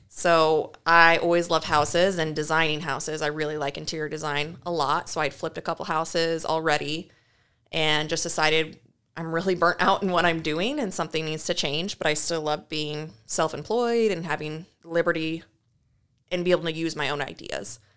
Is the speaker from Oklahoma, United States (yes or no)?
no; Knoxville, Iowa, United States; I'm originally from Knoxville, Iowa. That's where I grew up and went to school